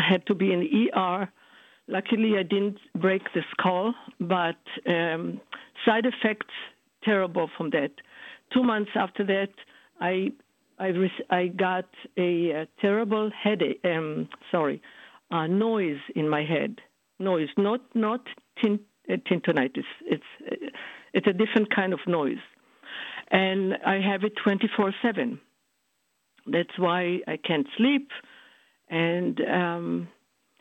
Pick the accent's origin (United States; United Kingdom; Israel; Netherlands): Israel; I'm from Israel